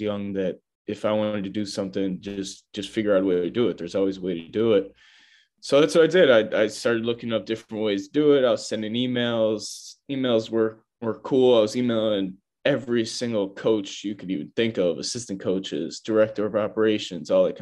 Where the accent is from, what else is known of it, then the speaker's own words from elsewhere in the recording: Chicago, Illinois, United States; I'm from Chicago, Chicagoland area.